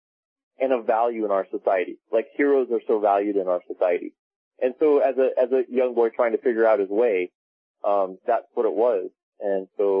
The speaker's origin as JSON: {"language": "English", "town": "Laguna Beach", "region": "California", "country": "United States", "tie": "born or raised there", "said": "I grew up in Laguna Beach, California"}